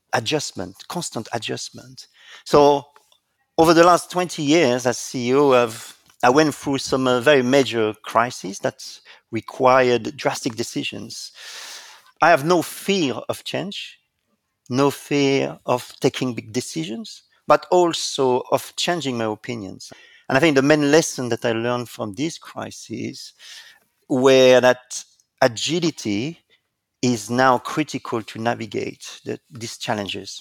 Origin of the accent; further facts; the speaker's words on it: France; accent: French; English is a second language; moved away as an adult; now in United Kingdom; I was indeed born in France, and there is no doubt, as you can hear with my accent